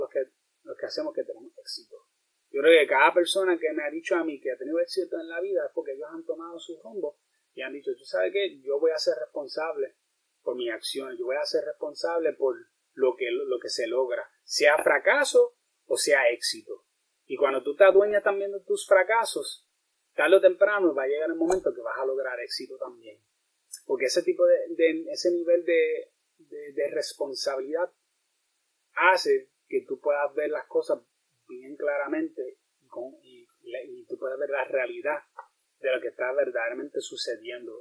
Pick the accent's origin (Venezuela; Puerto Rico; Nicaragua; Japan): Puerto Rico; como boricua